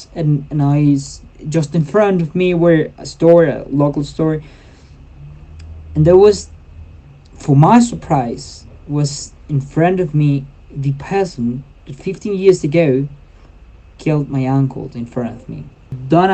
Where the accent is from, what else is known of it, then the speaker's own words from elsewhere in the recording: Puerto Rico, Meta, Colombia; English is a second language; moved away; also born or lived in Puerto Lleras; I go back to my hometown, my birth town